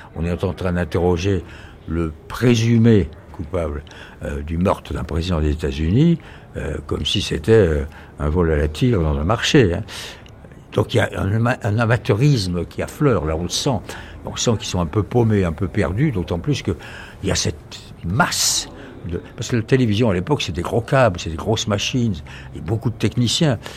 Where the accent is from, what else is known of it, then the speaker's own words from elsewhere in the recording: France; accent: French; mon accent français, qui me dit You're French J'ai dit oui